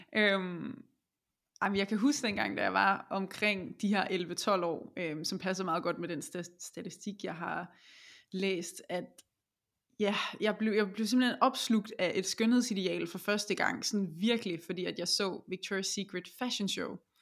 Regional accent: Denmark

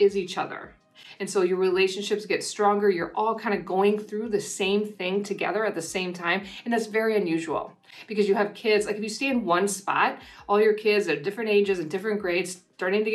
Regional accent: United States; moved away as an adult; also born or lived in Wisconsin; now in New Zealand

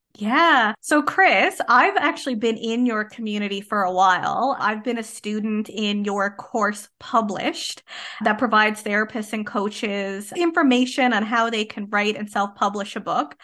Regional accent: Canada; I am a Canadian social worker

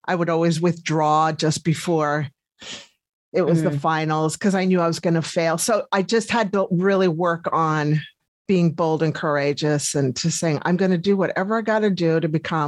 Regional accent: Colorado, United States; moved away as an adult; now in New Zealand; No, I left in 2000 from America in Colorado. It was just time for a change.

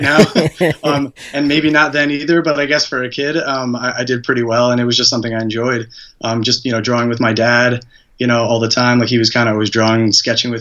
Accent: Hudson Valley, New York, United States; I'm from New York, the Hudson Valley area, which is roughly an hour north of the city

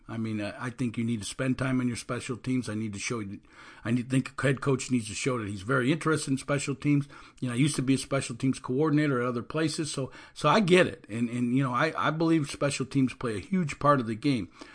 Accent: Illinois, United States; now in Orlando area, Florida, United States; I'm from Illinois originally

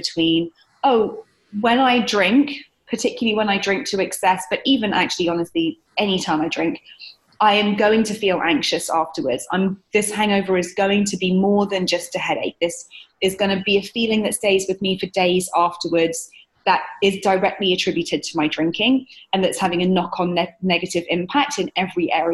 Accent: United Kingdom; moved away as an adult; now in New York, United States; I'm British. I'm based in New York here now, and I've been here for 7 years

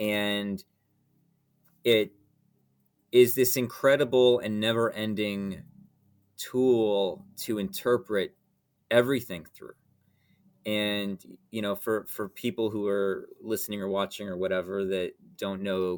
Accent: Atlanta, Georgia, United States; like I grew up in Atlanta, Georgia, and I sort of felt like everything was like a giant mall, right?

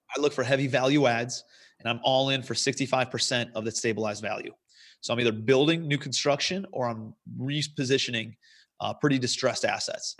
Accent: Cleveland, Ohio, United States; moved away as an adult; also born or lived in New York City; I'm from Cleveland originally, moved out to Cle, New York City

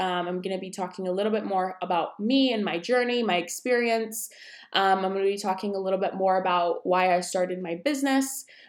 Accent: New York, United States; also born or lived in Colorado Springs / Wisconsin; I am 22 years old. I am originally from New York. My dad is military, so we moved around. So I've lived in, obviously, New York, Colorado Springs, and Wisconsin. And now I am in Virginia with my husband.

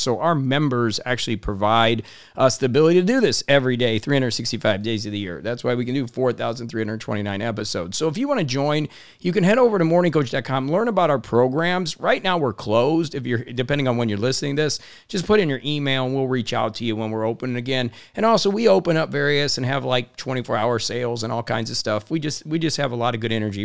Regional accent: Indiana, United States; I grew up in Indiana in a blue collar town where we believed in hard work

